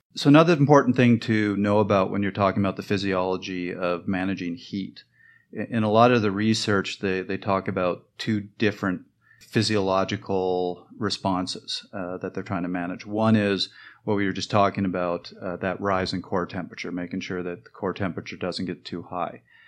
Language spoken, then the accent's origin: English; Canada; I'm Canadian